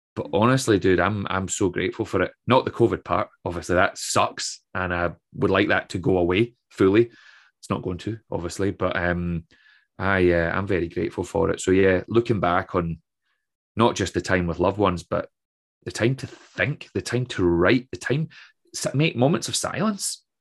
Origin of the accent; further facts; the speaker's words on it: Troon, Scotland, United Kingdom; also born or lived in Aberdeen; my hometown of Troon